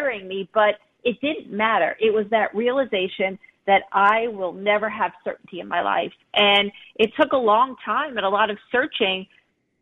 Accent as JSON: {"language": "English", "area": "Long Island", "region": "New York", "country": "United States", "tie": "born or raised there", "said": "I grew up on Long Island, I grew up in the United States"}